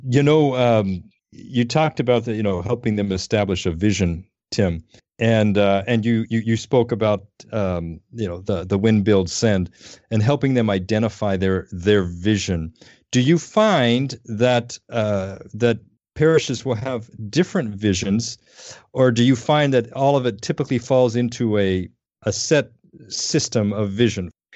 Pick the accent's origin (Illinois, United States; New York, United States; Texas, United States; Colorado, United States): Colorado, United States; Denver; moved away; I grew up in Denver